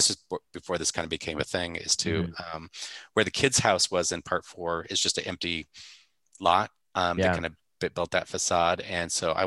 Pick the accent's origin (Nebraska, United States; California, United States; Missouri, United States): Nebraska, United States; I'm from Nebraska